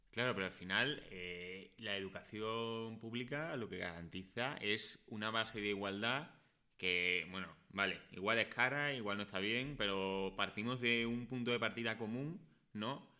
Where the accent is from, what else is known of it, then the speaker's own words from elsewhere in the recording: Écija, Andalusia, Spain; now in Madrid, Spain; yo no soy de Madrid, yo soy de Écija, que es un pueblo de Sevilla